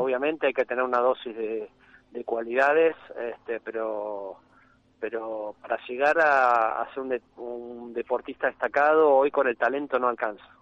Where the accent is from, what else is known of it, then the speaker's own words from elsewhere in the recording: Argentina; also born or lived in Buenos Aires; como argentinos